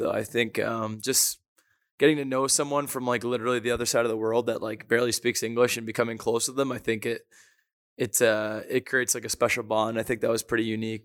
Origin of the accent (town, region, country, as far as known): Toronto, Ontario, Canada; born or raised there